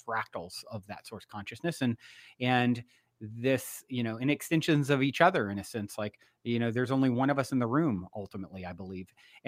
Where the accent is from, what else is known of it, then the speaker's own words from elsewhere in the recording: Virginia, United States; now in Los Angeles, United States; I grew up on the East Coast in Virginia. I currently reside in Los Angeles, California.